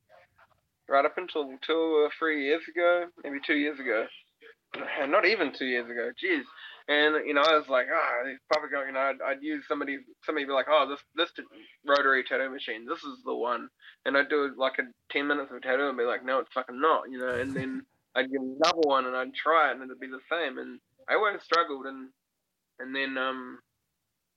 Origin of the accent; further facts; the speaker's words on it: New Zealand; I'm from New Zealand